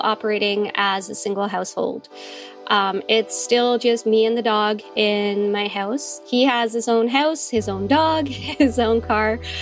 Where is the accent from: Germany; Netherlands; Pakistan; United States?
Netherlands; moved away as an adult; also born or lived in Calgary, Canada; now in London, Ontario, Canada; I'm originally from Holland in Europe, and I came over when I was in my early twenties.